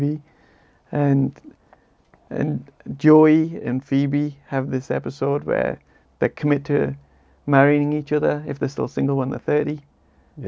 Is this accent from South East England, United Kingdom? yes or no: no; Tees Valley, North East England, United Kingdom; moved away; my hometown, in my homeland. And it's the Cleveland Hills. I'm from the Tees Valley